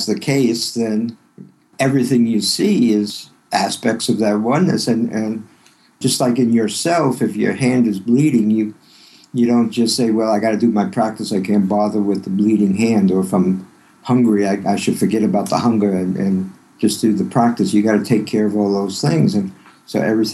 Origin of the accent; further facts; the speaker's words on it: New York City, New York, United States; also born or lived in Yonkers, New York; I grew up in Brooklyn in a family that was Jewish progressive